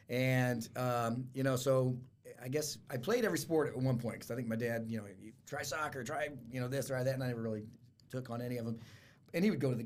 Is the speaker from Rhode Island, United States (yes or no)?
no; Fort Wayne, Indiana, United States; born or raised there; also born or lived in Miami, Florida